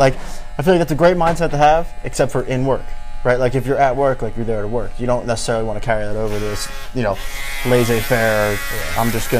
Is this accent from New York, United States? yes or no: no; Philadelphia, Pennsylvania, United States; moved away as an adult; now in California, United States; I grew up in Philly. So it's, you know, obviously a bigger city.